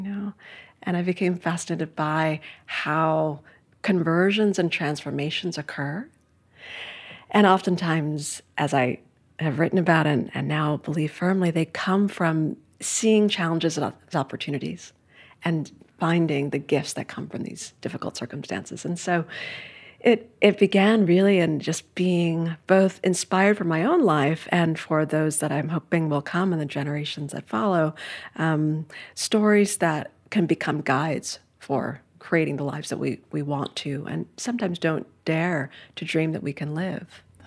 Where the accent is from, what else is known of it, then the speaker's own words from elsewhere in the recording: New York City, New York, United States; I grew up in Midtown Manhattan